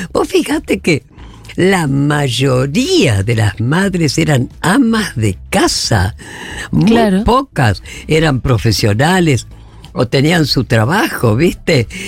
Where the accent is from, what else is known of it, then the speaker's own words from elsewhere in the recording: Paraná, Entre Ríos, Argentina; CAMS de Paraná … somos de Paraná, que vamos a pasar las vacaciones.